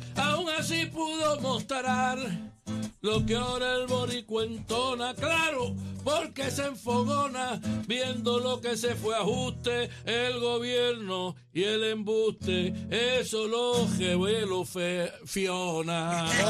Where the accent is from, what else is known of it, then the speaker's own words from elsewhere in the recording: Vega Alta, Puerto Rico; yo soy de Bajura, en, Se llama Bajura, pero no está tan abajo.